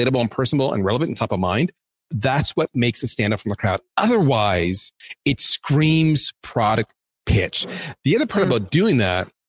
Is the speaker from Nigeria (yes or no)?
no; Canada; I'm Canadian